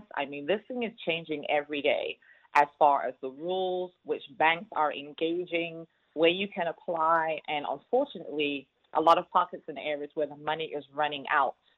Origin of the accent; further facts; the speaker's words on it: London, United Kingdom; now in Houston, United States; born and raised in London, North London, UK. Moved here many, many years ago, but never lost the accent.